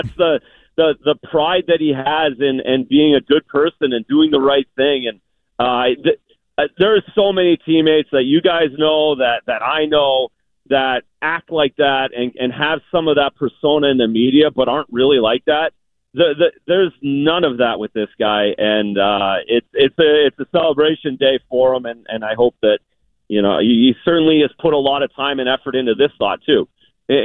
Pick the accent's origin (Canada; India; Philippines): Canada; as a Canadian